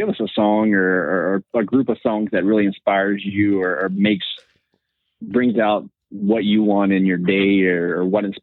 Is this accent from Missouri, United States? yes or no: no; West Virginia, United States; I'm from West Virginia